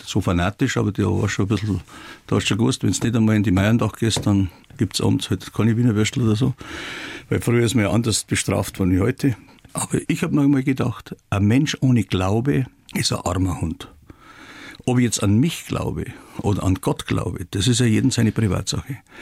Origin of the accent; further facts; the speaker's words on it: Traunstein, Bavaria, Germany; ich bin in der Haslacher Straße geboren und das Priesterseminar war ungefähr 600 Meter weg. Und als ich dann 17 oder 16, 17 Jahre alt war, dann habe ich dann die Taucherausbildung gemacht und die konnte man in Traunstein ja nur im Priesterseminar machen